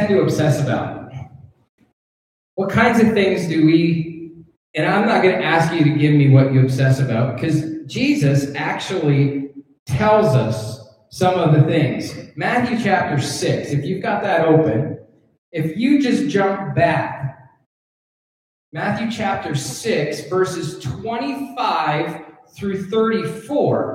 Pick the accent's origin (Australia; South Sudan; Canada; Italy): Canada; now in United States; I'm a Canadian. And I'm a Canadian citizen, actually. I'm a permanent resident of the United States, but I'm a Canadian citizen